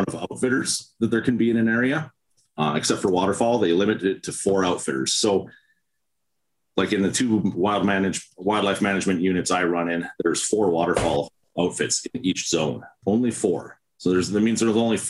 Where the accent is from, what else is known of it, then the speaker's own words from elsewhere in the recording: Winnipeg, Manitoba, Canada; also born or lived in Calgary; I was born in Winnipeg and Manitoba.